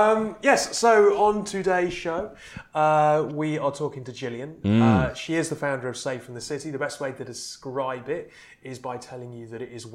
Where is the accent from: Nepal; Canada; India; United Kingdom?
Canada; And I'm Canadian, surely that's...